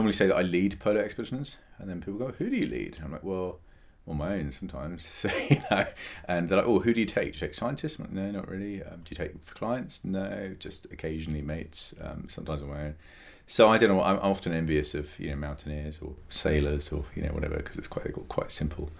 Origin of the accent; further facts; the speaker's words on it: England, United Kingdom; I was born in England